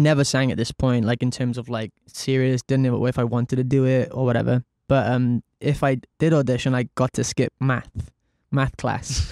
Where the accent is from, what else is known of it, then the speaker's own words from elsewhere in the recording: Cardiff, Wales, United Kingdom; I grew up in Cardiff, um, very normal background